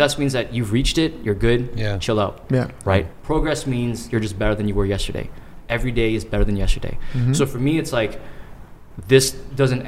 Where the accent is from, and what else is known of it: Toronto, Ontario, Canada